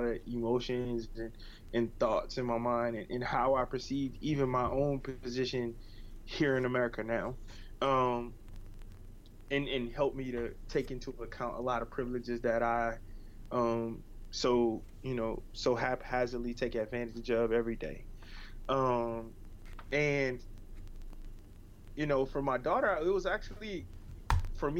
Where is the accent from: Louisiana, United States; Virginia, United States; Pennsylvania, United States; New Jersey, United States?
Louisiana, United States; Lake Charles; also born or lived in New York; now in New Orleans, United States; I'm from Lake Charles, Louisiana